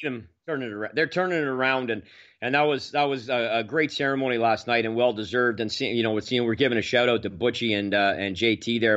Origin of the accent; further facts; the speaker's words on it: Manotick, Ontario, Canada; my hometown here, basically, uh, well, Manatic. I, I kinda grew up part of sort of three towns here in the area